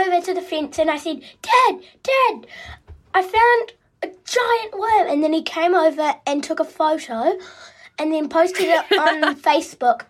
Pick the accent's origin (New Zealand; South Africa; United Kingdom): New Zealand; Christchurch, Canterbury; from Christchurch in New Zealand